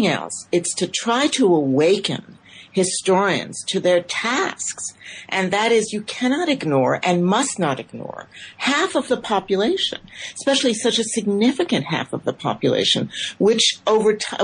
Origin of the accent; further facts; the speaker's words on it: United States; I'm an immigrant myself. I came to the United States at the age of 3 1/2